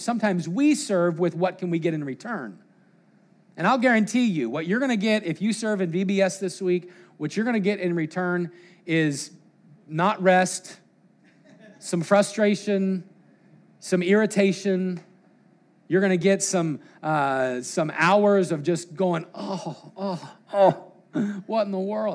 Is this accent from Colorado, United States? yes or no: yes; Colorado, United States; growing up in Colorado